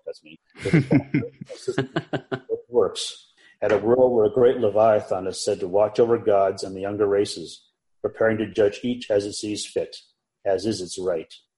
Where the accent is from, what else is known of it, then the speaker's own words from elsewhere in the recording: Chicago, Illinois, United States; I was born raised in the Chicagoland area